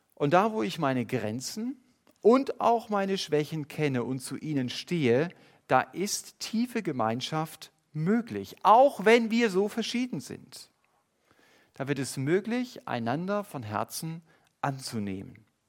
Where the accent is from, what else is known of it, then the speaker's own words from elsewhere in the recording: Germany; Wir als Deutsche